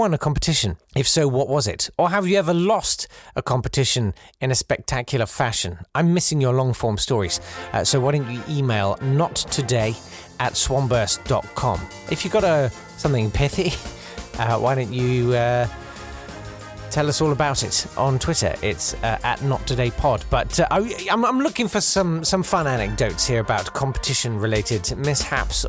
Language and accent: English; Kent, South East England, United Kingdom; I'm from Kent.